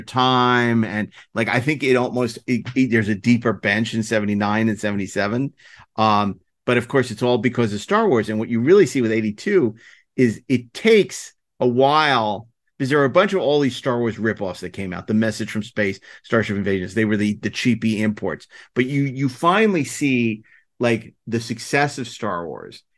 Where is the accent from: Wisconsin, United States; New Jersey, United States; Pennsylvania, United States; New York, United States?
New York, United States; New York City; I'm from New York